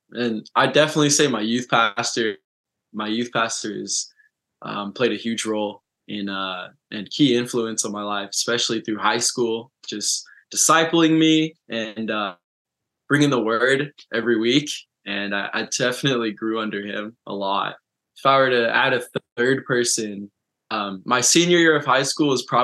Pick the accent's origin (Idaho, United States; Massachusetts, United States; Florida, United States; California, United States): California, United States; Orange County, Southern; I have always lived and I grew up in Southern California. That's Orange County